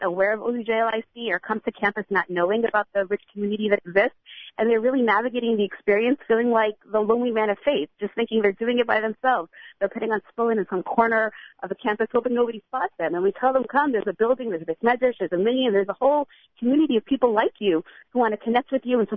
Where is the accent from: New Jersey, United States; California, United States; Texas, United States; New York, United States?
New Jersey, United States; Teaneck; now in Los Angeles, United States; My husband and I are both from Teaneck, New Jersey.